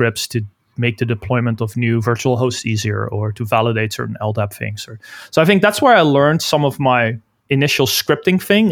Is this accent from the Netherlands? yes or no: yes; Netherlands; moved away as an adult; now in Vancouver, Canada; we're all Dutch. I'm originally from the Netherlands. And I moved to Canada, Vancouver, around, I think it was in 2007